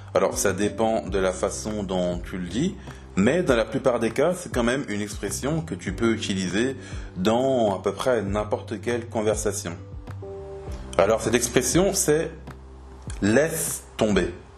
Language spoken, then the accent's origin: French; France; en tant que Français